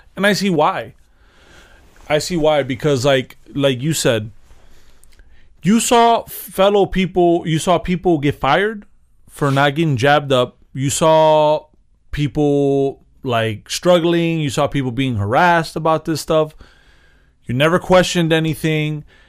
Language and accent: English; United States; I was born in America